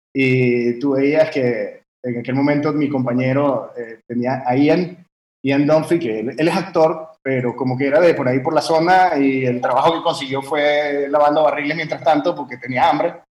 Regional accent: France; moved away as an adult; also born or lived in Venezuela; Y yo nací en Venezuela, pero en realidad mi, papá es italiano y yo crecí en Francia

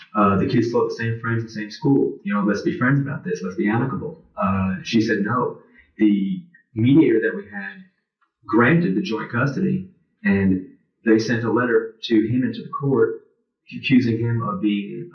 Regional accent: United States; my father was Italian, my mother's Irish and German. I'm American

